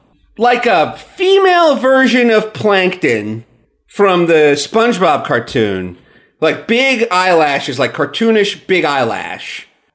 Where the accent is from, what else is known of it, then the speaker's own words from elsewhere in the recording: New York, United States; Oh, I'm originally from New York, you know, but I'm from the country.